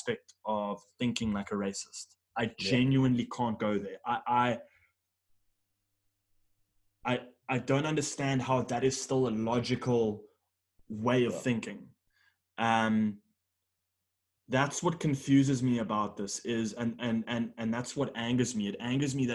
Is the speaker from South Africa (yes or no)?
yes; South Africa; As a South African